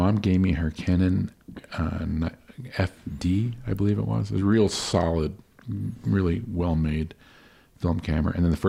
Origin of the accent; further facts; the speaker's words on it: Miami, Florida, United States; I grew up in Miami, Florida in the 80s